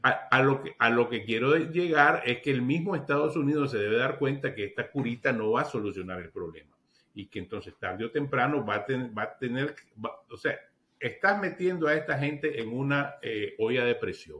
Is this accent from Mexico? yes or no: no; Nicaragua